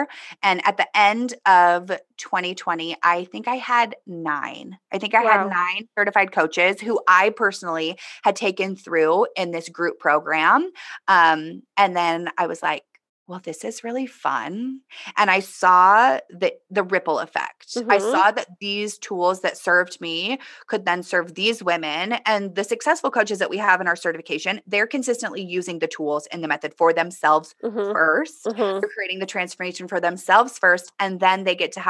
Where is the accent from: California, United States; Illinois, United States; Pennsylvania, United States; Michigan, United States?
California, United States; Southern; I grew up in Southern California